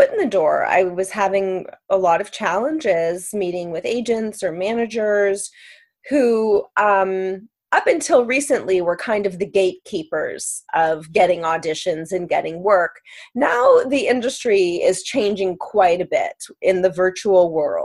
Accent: Maple, Ontario, Canada; also born or lived in New York City / Los Angeles; now in Toronto, Canada; I'm born and raised in Maple, Ontario

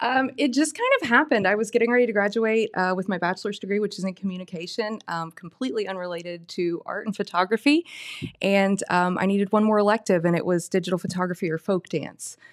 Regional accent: Oak Hill, Ohio, United States; now in Gallipolis, United States; I come from Oak Hill, but currently I live in Galpolis

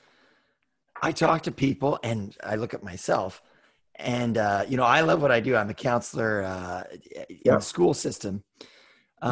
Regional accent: Cloverdale, British Columbia, Canada; growing up in our community in Cloverdale

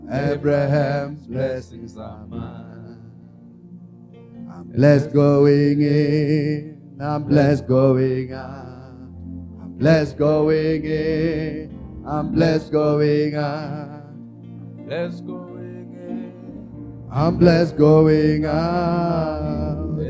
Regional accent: South Africa; also born or lived in Pretoria; I'm a South African

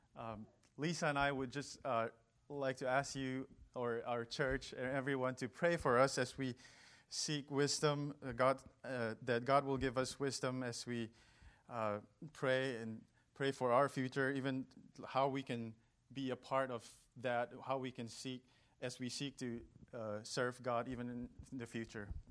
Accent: Northeast India, India; moved away as an adult; also born or lived in California, United States; now in United States; I was born and raised in India.

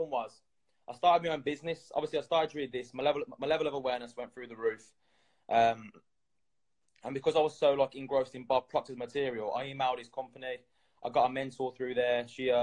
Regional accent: Birmingham, West Midlands, United Kingdom; I'm from England, Birmingham

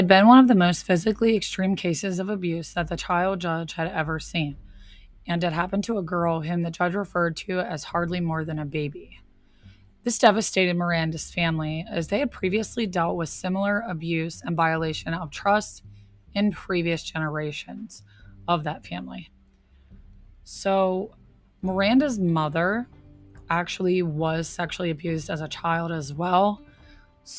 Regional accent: Pennsylvania, United States; my home state of Pennsylvania

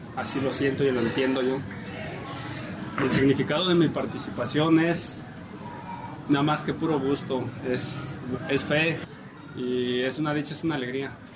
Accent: San Juan de Ocotán, Jalisco, Mexico; Soy parte desde que vengo al mundo en San Juan de Ocotán

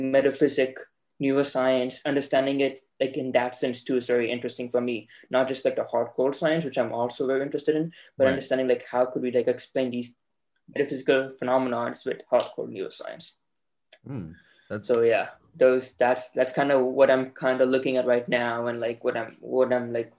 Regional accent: Dallas, Texas, United States; so I'm from Texas, Dallas, Texas. I could have gone to a Texas university and stayed in state.

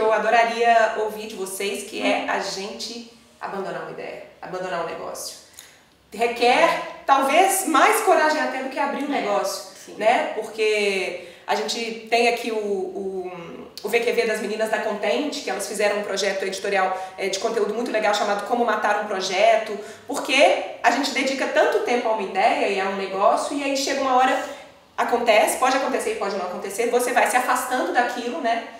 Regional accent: Belo Horizonte, Minas Gerais, Brazil; moved away; hoje, de volta a BH, minha terra natal

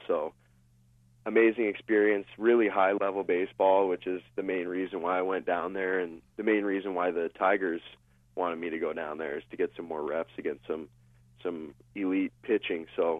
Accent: Windsor, Ontario, Canada; moved away as an adult; also born or lived in Mississippi; I'm from South Windsor

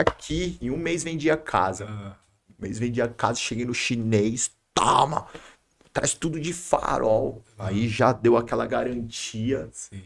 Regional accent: Santo André, São Paulo, Brazil; eu nasci na Palmares aqui, em Santo André uhum. ali, São Caetano, nasci, mas ali na Palmares.

